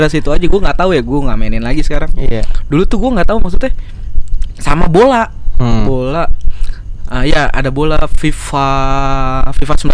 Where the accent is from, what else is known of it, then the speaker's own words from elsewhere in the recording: Jakarta, Indonesia; gue salah satu anak yang beruntung di kalangan gue di daerah gue di Jakarta yang punya Sega